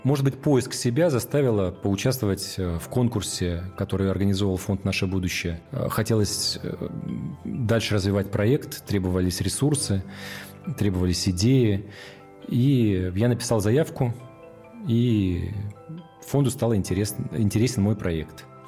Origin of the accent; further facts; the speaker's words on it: Petropavlovsk-Kamchatsky, Kamchatka Krai, Russia; Я родился в Петропавловске-Камчатском в 1982 году